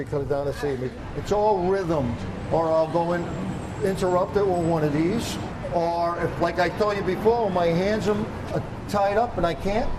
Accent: Providence, Rhode Island, United States; I'm from Providence, Rhode Island.

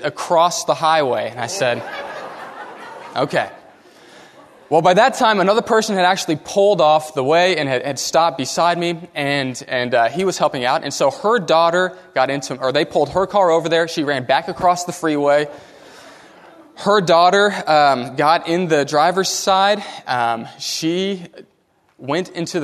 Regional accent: Katy, Texas, United States; I grew up in Katy

